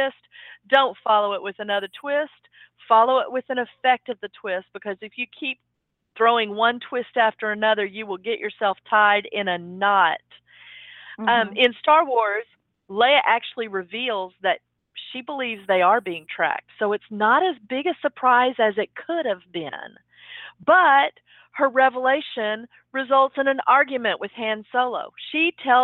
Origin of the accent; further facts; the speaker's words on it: Texas, United States; I'm from Texas